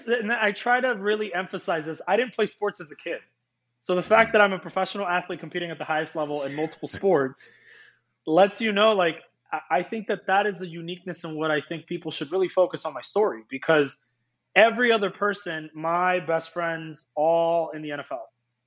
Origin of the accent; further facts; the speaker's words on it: East Coast, United States; also born or lived in Iceland; I've lived in the East Coast. I grew up in the East Coast. And then I left, I lived in Europe. And Iceland became my home, man.